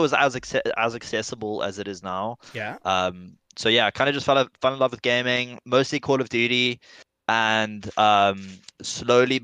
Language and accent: English; Stellenbosch, Western Cape, South Africa; Born and raised in South Africa in the Western Cape